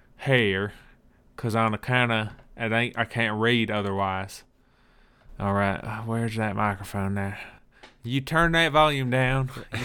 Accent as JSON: {"language": "English", "region": "the South", "country": "United States", "accent": "Southern", "said": "My southern accent must not be whack enough."}